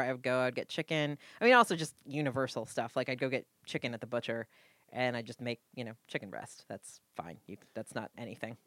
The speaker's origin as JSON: {"language": "English", "region": "New England", "country": "United States", "also_born_or_lived": "Budapest, Hungary / Los Angeles", "moved": "as an adult", "said": "I am Puritan from New England"}